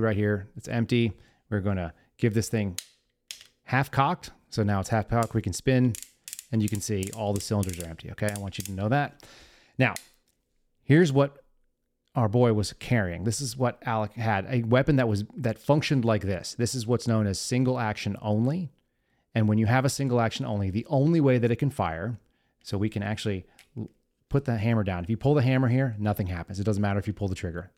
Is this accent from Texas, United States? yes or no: yes; Texas, United States; I'm from Texas, as many of you know. I grew up here.